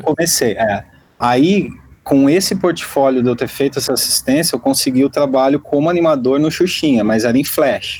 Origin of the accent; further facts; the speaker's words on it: Rio Claro, São Paulo, Brazil; moved away as an adult; minha cidade natal, Rio Claro